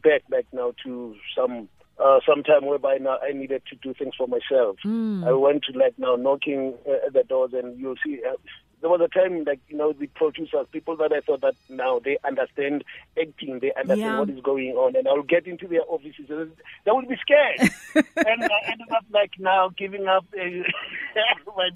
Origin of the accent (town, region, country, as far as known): South Africa; born or raised there; also born or lived in Soshanguve (garbled)